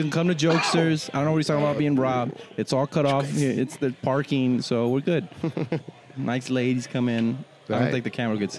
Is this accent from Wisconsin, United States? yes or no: no; Texas, United States; Because you're from El Paso. And I'm from the Valley.